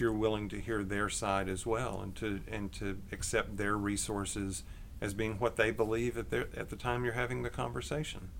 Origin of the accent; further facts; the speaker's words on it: Longview, Texas, United States; also born or lived in McKinney, Texas; I grew up in Texas, uh, East Texas, in Longview.